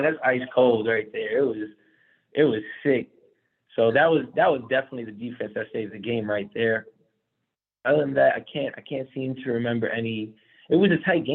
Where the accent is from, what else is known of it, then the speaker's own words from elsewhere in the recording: Long Island, Nassau County, New York, United States; born and raised in Long Island, Nassau County